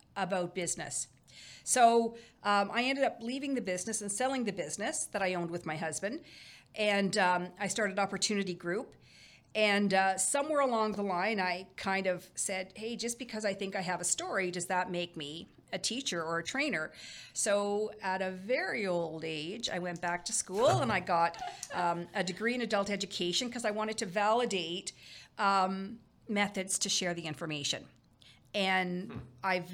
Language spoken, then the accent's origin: English; Cornwall, Ontario, Canada; moved away as an adult; also born or lived in Windsor, Canada / Alberta, Canada / Brockville, Canada; I'm originally from Eastern Ontario. I grew up in Cornwall, big family